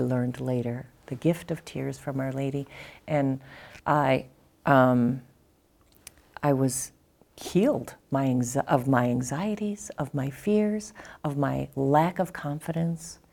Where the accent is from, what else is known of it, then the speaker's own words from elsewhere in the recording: Kenosha, Wisconsin, United States; I was born in Kenosha, Wisconsin.